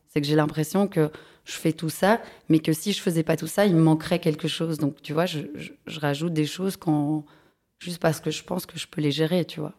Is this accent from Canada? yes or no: no; Brussels, Brussels-Capital Region, Belgium; je suis bruxelloise, j'ai grandi dans les alentours de Bruxelles